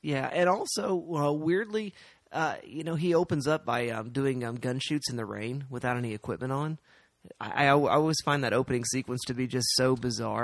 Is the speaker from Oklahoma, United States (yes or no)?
yes; Oklahoma, United States; We are from Oklahoma